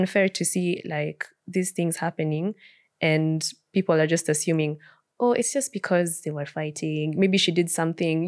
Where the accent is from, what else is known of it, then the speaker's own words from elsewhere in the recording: Kenya; as a Kenyan society